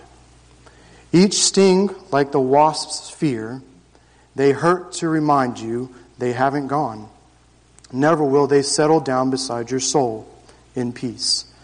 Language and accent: English; Jacksonville, Florida, United States; my story begins June 26, 1987, Jacksonville, Florida. I grew up on 2 acres in the suburbs of Jacksonville